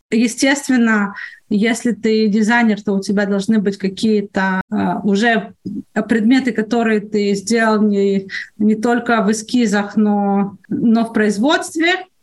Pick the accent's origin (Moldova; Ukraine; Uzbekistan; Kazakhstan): Ukraine; Odesa, Odesa Oblast; now in Israel; Я понятия не имею, на Украине я приехала из Одессы когда-то, какой там логотип у электрической компании.